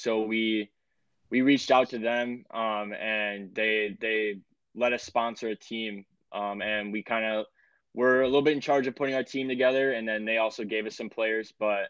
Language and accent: English; Shoreview, Minnesota, United States; I grew up in Shoreview. So just 15, 20 minutes north of the Twin Cities. So, yep. Grew up here, just graduated from the University of Minnesota. So I've always been around here in Minnesota.